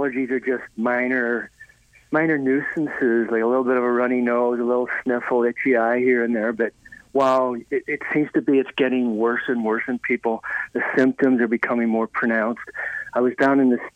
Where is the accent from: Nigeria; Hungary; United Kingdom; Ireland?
Ireland; moved away; I was raised in Ireland